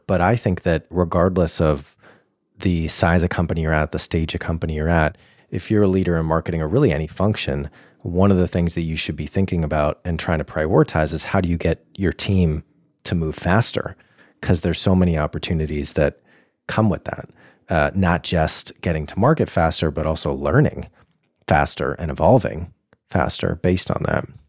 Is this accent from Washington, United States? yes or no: no; Boston, Massachusetts, United States; hailing from my hometown of Boston